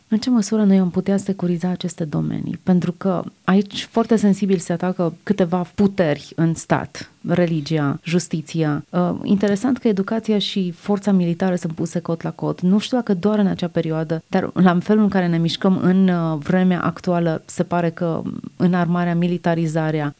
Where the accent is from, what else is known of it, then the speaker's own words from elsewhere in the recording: Romania; umilința noastră ca români, ca națiune